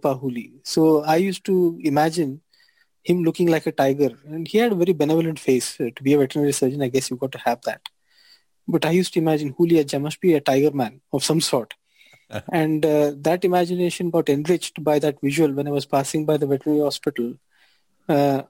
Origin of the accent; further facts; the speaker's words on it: Hubli, Karnataka, India; also born or lived in Dharwad; I was born in Hubli